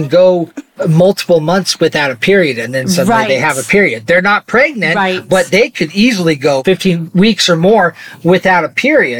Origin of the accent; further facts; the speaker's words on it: Arizona, United States; now in Utah, United States; growing up in Arizona in the 80s and 90s.